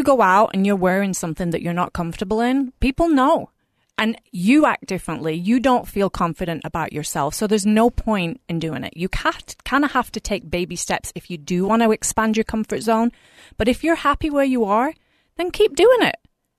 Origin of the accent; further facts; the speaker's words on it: England, United Kingdom; moved away as an adult; So I moved from England about 20 years ago, and I did because I had family over here